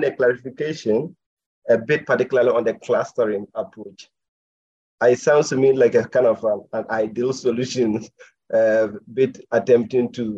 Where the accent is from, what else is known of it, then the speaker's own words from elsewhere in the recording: Ghana; I'm a Ghanaian, speaking from Ghana at the moment, actually.